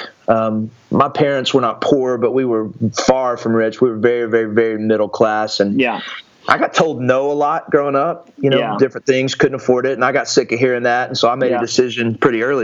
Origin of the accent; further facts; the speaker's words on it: Athens, Texas, United States; I was born in just a little small town in East Texas called Athens, Texas, and grew up there